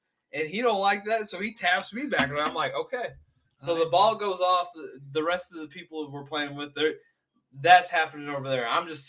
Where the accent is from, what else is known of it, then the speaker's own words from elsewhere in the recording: Mena, Arkansas, United States; I'm from Mena, Arkansas